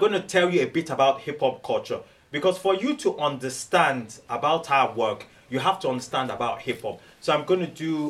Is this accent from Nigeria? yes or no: yes; Nigeria; moved away as an adult; also born or lived in Cambridge / Oxford / Cumbria; now in United Kingdom; I'm originally from Nigeria. I grew up in Nigeria